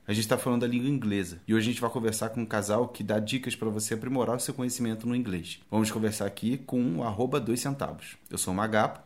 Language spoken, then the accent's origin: Portuguese; Brazil; eu morei minha vida toda no Brasil